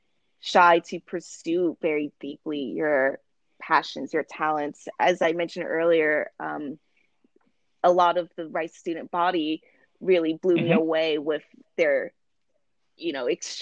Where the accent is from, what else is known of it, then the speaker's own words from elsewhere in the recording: Maryland, United States; moved away as an adult; also born or lived in Houston, Texas; I'm originally from Maryland, on the East Coast